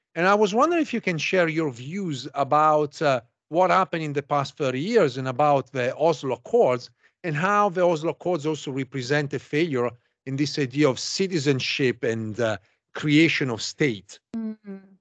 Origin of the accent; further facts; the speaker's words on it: Italy; now in United States; I'm originally from Italy.